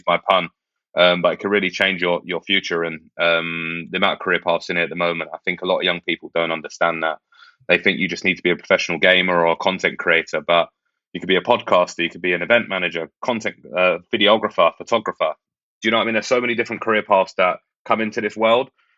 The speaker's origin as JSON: {"language": "English", "region": "London", "country": "United Kingdom", "tie": "born or raised there", "said": "Peckham, where I grew up in Southeast London."}